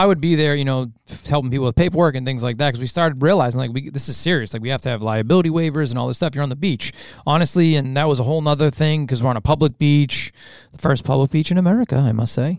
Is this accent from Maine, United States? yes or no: no; Revere, Massachusetts, United States; the city of where we grew up in Revere